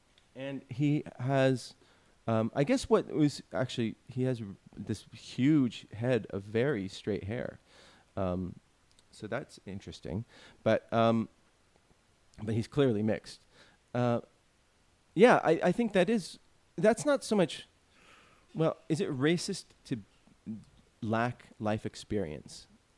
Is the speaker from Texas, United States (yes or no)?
no; California, United States; I was born in California.